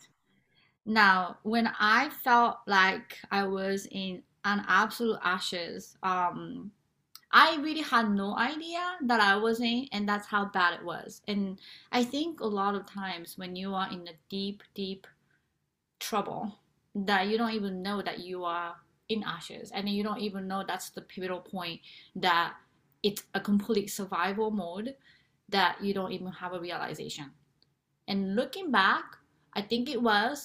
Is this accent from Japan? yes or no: yes; Japan; moved away; I am originally from Japan